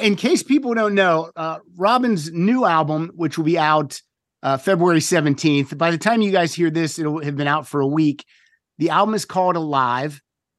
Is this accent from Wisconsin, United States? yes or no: no; Pennsylvania, United States; also born or lived in Chicago; now in Woodland Hills, United States; I grew up in Pennsylvania, but then I lived in Chicago for 6 years before coming here.